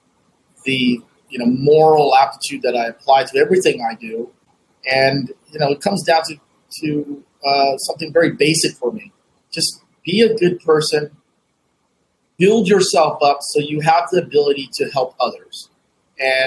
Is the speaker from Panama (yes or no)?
no; United States; also born or lived in Vietnam (home country, left as child); I did make a trip back to my home country in my early 30s, and just to reconnect with the world I left behind, because I kind of like, I jokingly said, tell folks, like, you know, I'm a corn-fed Asian, right? And so like, I'm as American as American me